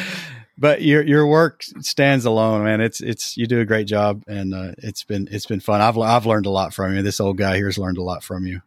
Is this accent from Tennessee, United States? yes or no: yes; Tennessee, United States; we eventually started an I P M S chapter in my hometown in Tennessee